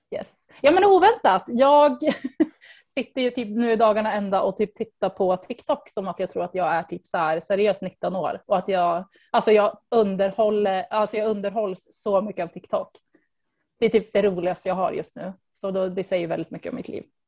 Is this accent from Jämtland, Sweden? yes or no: yes; Östersund, Jämtland, Sweden; moved away as an adult; also born or lived in Stockholm; jag kommer från Östersund och eh, men jag flyttade typ ganska snabbt efter studenten. Bodde i Stockholm i närmare tio år